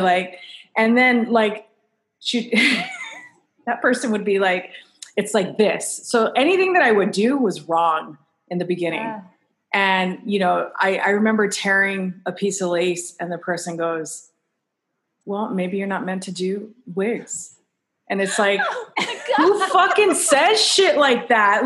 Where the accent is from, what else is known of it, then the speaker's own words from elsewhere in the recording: Hawaii, United States; moved away; I'm originally from Hawaii. So, like, that's just part of my essence